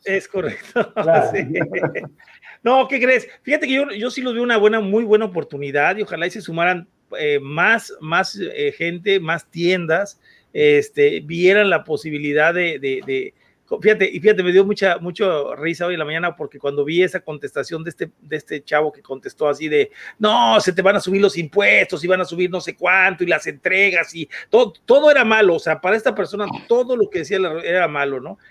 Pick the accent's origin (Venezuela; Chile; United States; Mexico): Mexico; yo soy mexicano